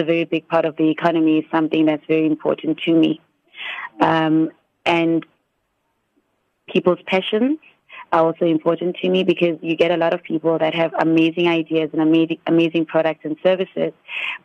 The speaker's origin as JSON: {"language": "English", "town": "Standerton", "region": "Mpumalanga", "country": "South Africa", "tie": "born or raised there", "said": "I was born in Standerton, Mpumalanga, on a leap day"}